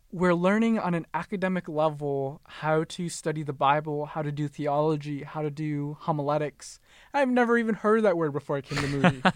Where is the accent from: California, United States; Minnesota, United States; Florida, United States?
Minnesota, United States; I was born born and raised in Minnesota